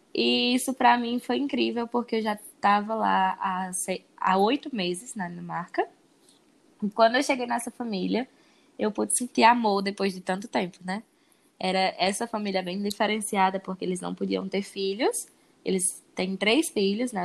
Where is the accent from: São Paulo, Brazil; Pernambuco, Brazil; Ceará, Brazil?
Ceará, Brazil; Crato; moved away; also born or lived in Iguatu / Denmark; Eu sou do Crato. Morei lá e depois me mudei para Iguatu.